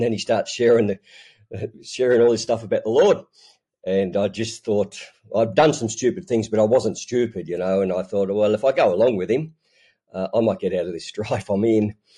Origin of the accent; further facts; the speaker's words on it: Newcastle, New South Wales, Australia; I'm, um, born and bred in Newcastle, Australia